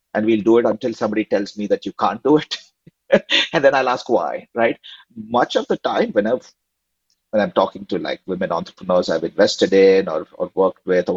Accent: India; now in United States; growing up in India in the 90s

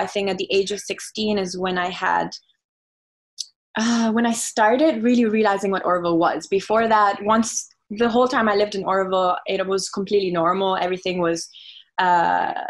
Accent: Auroville, Tamil Nadu, India; moved away; also born or lived in Italy; I was born in Italy, grew up in Italy until the age of 8. And then my parents decided to take 1 year off and kind of move to India as just as a trial for 1 year. We moved to Oroville when I was 8 years old

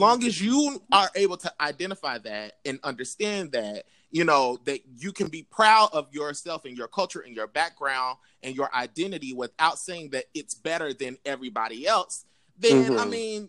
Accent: Oklahoma, United States; Because I'm not from the South. I mean, because technically Oklahoma is Midwest or whatever.

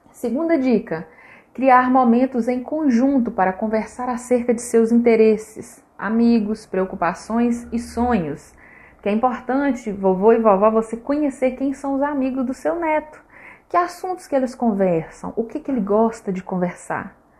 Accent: Minas Gerais, Brazil; Ai, padre, sendo bem mineiro, né?

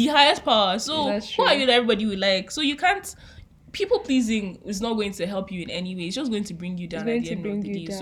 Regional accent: Nigeria; as a Nigerian

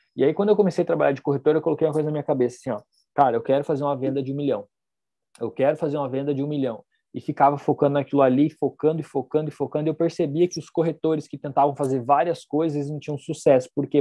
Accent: Foz do Iguaçu, Paraná, Brazil; nós somos de Foz

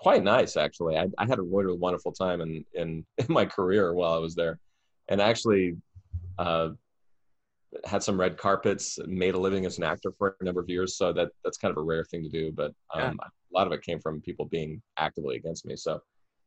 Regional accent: Idaho, United States; moved away as an adult; also born or lived in Boston, Massachusetts; now in New York, United States; I'm from Idaho. I'm from outside of a small town of a thing

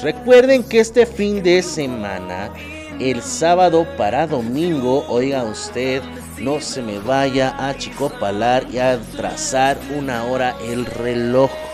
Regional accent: Mexico; a nosotros como mexicanos

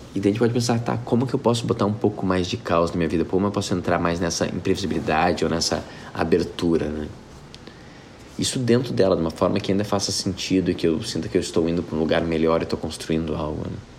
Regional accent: Porto Alegre, Rio Grande do Sul, Brazil; Porto Alegre é onde eu nasci

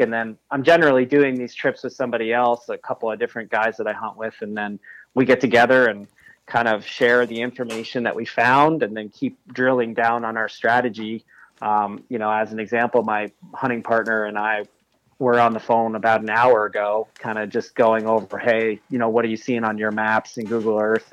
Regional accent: New York, United States; I'm from New York State.

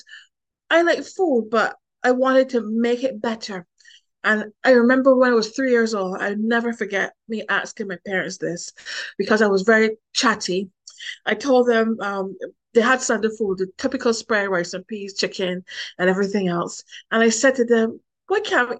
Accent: Christ Church, Barbados; moved away as an adult; also born or lived in Bridgetown, Barbados / France; now in Europe; I was born and raised in Barbados

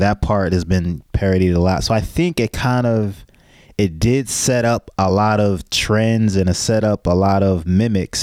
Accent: United States; We have, we have this American arrogance

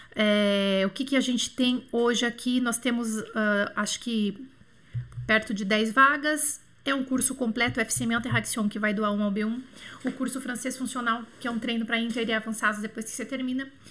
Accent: Bauru, São Paulo, Brazil; moved away; also born or lived in Montreal; pertinho lá de Bauru, da minha cidade natal

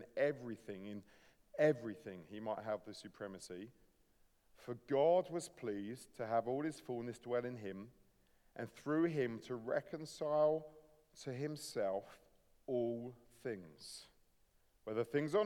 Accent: Sussex, South East England, United Kingdom; I'm a Sussex boy, born and bred. Grew up in the UK

